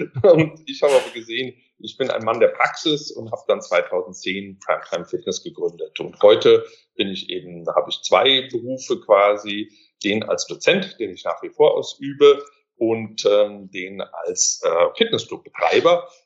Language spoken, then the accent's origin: German; Mainz, Rhineland-Palatinate, Germany; born there; also born or lived in Switzerland; Ich bin ähm, ja ursprünglich geboren in Mainz vor vielen, vielen Jahren.